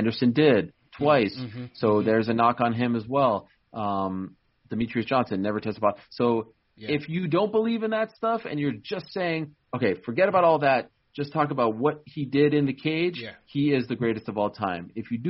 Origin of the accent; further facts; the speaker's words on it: Canada; I'm Canadian. right? Yeah. And the Toronto Raptors in 2019 weren't playing for the city of Toronto. They were playing for the country of Canada.